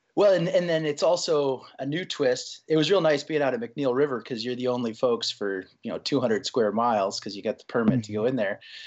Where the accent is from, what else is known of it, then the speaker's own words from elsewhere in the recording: Iowa, United States; I grew up in Iowa, of all places, right, right in the middle of Iowa